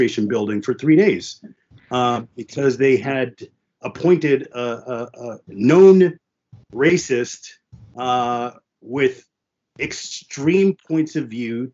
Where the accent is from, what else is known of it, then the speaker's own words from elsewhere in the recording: Jersey Shore, New Jersey, United States; first language French and Haitian Creole; English is a second language; also born or lived in Queens, New York; I was born in Queens. So I'm from Queens originally and lived there till I was about five or six. And then my formative years in the Jersey Shore